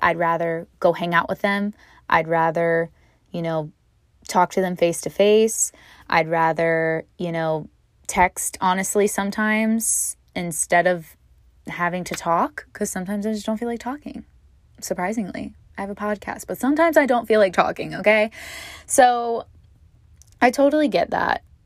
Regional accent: Virginia, United States; now in Hawaii, United States; my hometown of Virginia

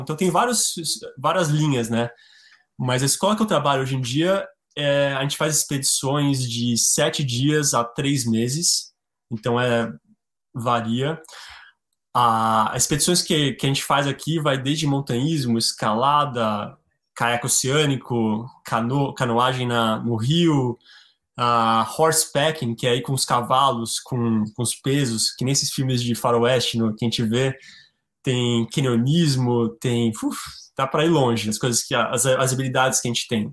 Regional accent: Brazil; moved away as an adult; also born or lived in Patagonia / Chile / Mexico / Norway; now in Alaska, United States; sou brasileiro

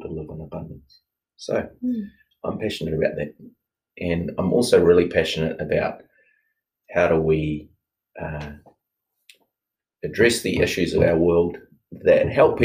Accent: New Zealand; also born or lived in Rhodesia; I was born in Rhodesia and then have grown up in New Zealand, or been in New Zealand the rest of my life pretty much

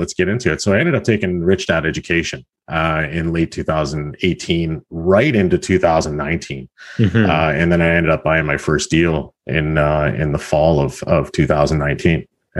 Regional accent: Halifax, Nova Scotia, Canada; now in Hamilton, Canada; I'm from the Hamilton area. I moved here from Halifax, Nova Scotia back in 2004. So I've been here about 16, 17 years.

